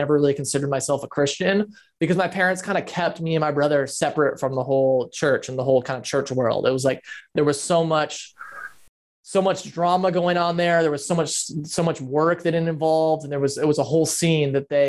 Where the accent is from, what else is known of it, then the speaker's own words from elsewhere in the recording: West Michigan, United States; I grew up in Michigan, where my parents started a mega church